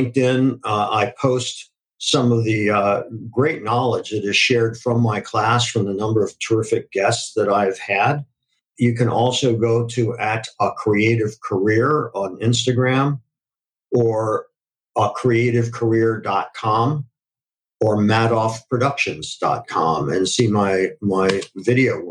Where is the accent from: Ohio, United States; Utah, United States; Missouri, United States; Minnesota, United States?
Ohio, United States; Akron; I grew up in Akron, Ohio